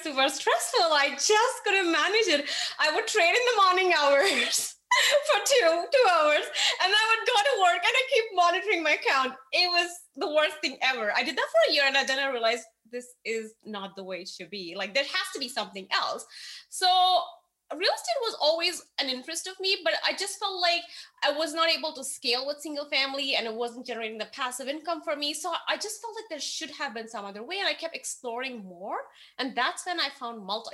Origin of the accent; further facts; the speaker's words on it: India; moved away as an adult; now in Austin, United States; I grew up in India